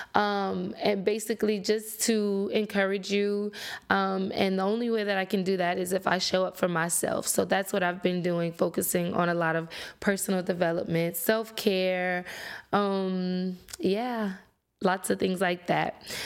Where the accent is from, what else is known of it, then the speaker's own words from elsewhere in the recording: Lafayette, Louisiana, United States; I'm from Louisiana, um, born and raised Lafayette, to be exact